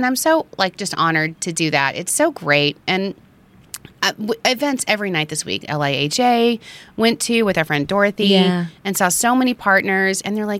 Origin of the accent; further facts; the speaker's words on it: New York, United States; I'm a New Yorker.